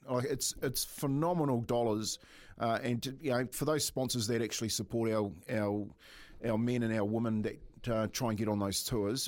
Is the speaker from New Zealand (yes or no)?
yes; Waitara, Taranaki, New Zealand; I grew up in Waitara